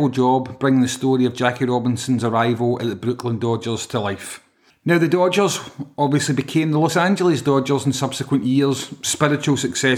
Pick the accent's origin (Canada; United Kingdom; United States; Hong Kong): United Kingdom; Yorkshire and the Humber; And being a Yorkshireman, I think the odds aren't in my favour, to be honest with you.